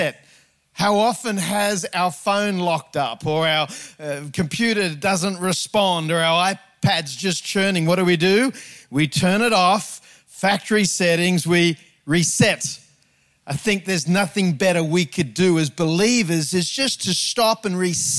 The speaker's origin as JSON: {"language": "English", "town": "Sydney", "region": "New South Wales", "country": "Australia", "tie": "born or raised there", "said": "I grew up on the North Shore of Sydney"}